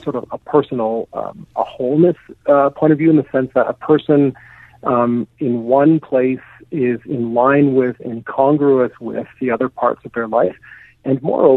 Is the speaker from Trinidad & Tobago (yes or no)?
no; Canada; as a Canadian